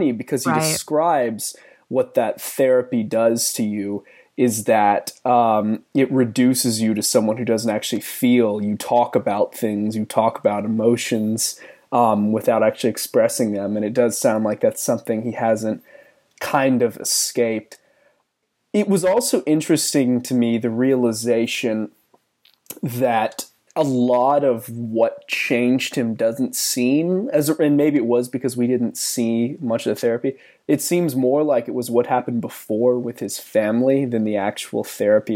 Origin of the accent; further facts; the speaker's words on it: Georgia, United States; I grew up in Georgia too